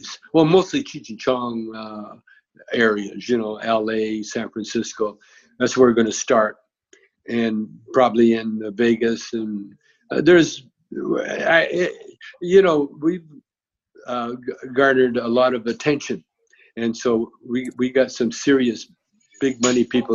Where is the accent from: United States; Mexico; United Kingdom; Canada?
Canada; moved away; I grew up in Canada